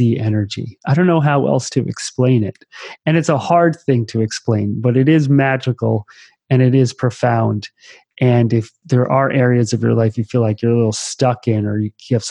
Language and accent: English; East Coast, United States; moved away; I grew up on the East Coast